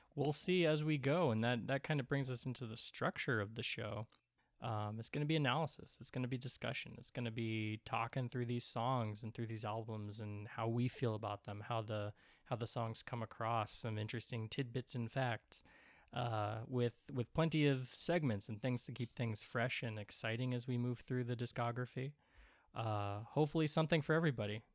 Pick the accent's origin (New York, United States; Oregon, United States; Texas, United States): Oregon, United States; Portland; I am a not a Portland, Oregon native, but I've been here forever. Um, I, I grew up in and around Portland, Oregon